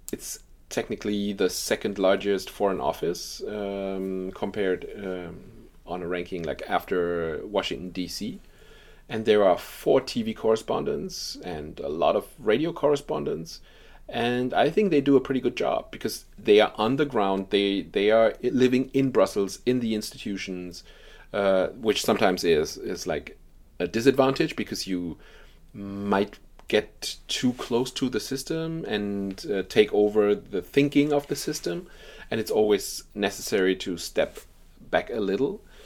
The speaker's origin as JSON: {"language": "English", "country": "Germany", "said": "in Germany, uh, too, my, my home country."}